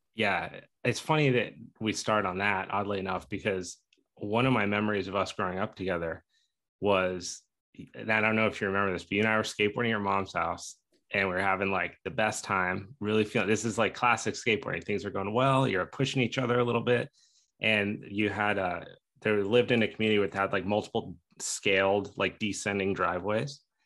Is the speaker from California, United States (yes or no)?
no; Steamboat Springs, Colorado, United States; we grew up in Steamboat Springs, Colorado, Ski Town, USA